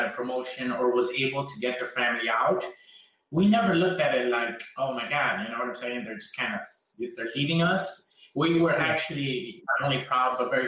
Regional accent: Chicago, Illinois, United States; first language Spanish; English is a second language; when I was growing up in Pilsen

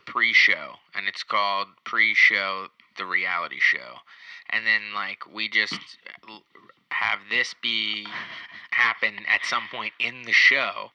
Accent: New Jersey, United States; now in New York, United States; I'm from New Jersey

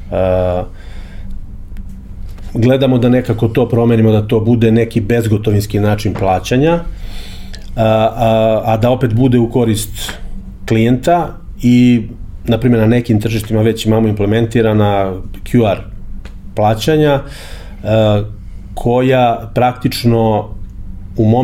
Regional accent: Serbia

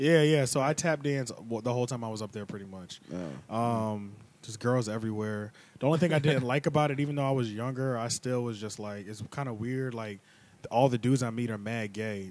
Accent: King of Prussia, Pennsylvania, United States; also born or lived in Silver Spring, Maryland; after that, we went to right outside of Philly area. Uh, right outside the Philly area, it's an area called King of Prussia

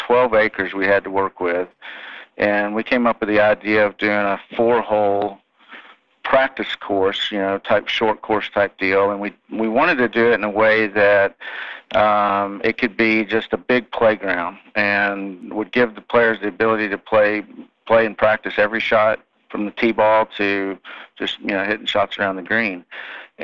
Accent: Atlanta, Georgia, United States; moved away as an adult; also born or lived in Norman, Oklahoma; I grew up in Atlanta

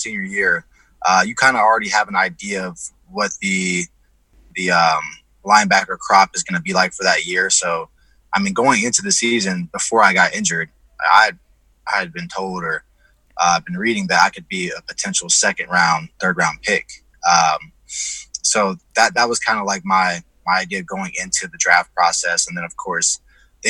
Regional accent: Dayton, Ohio, United States; also born or lived in Columbus, Ohio; I'm from Ohio. I was born in Dayton, Ohio. I live in Columbus, Ohio.

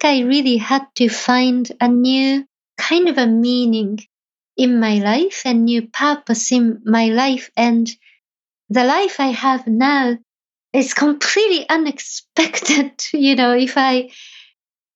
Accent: Japan; moved away; somebody who was born and raised in Japan

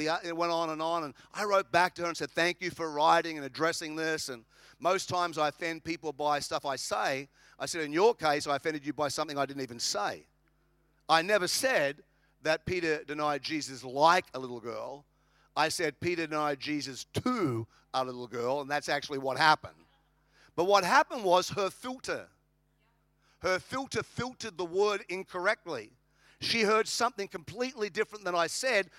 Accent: Australia; now in United States; I'm an Australian. I live in America.

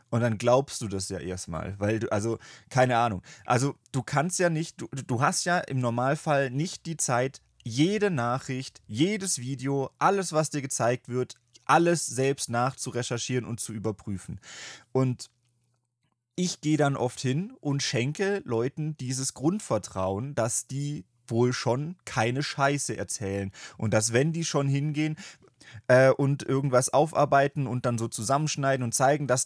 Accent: Saxony, Germany; Ja, weiß, was ja keiner weiß, ist, dass wir eigentlich aus Sachsen kommen.

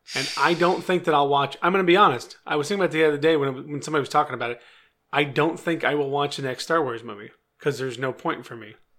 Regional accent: California, United States; I'm from California

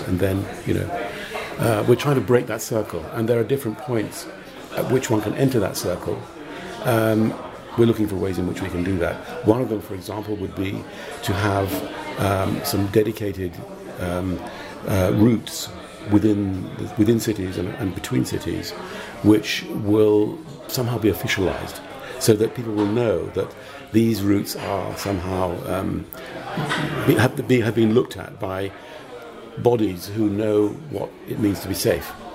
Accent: United Kingdom; moved away as an adult; now in Malta; I'm British, but I've been living in Malta for 25 years.

